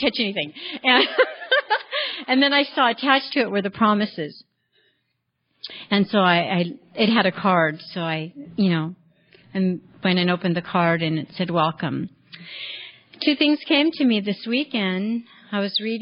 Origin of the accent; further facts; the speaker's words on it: Richmond, California, United States; now in Mariposa, United States; I was born in 1960 in Richmond, California, 23rd Street, gang territory. It was just a wonderful place